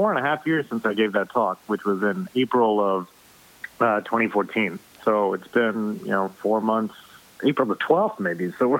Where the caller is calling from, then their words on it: Stamford, Connecticut, United States; Okay, I am in Stamford, Connecticut.